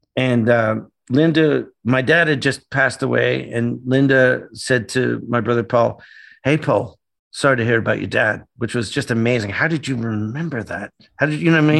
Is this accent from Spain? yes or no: no; Canada; moved away; growing up in Canada, my dad worshipped the United States